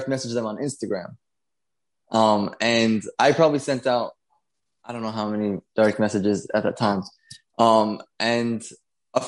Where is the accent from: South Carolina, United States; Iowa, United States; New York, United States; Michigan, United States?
New York, United States; New York City; I was born and raised in Brooklyn, New York.